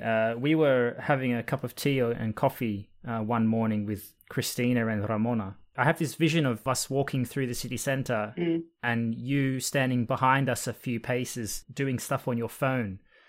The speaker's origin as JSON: {"language": "English", "country": "Australia", "accent": "Australian", "said": "My accent has evolved a little bit, so it's a bit less Australian now than it once was."}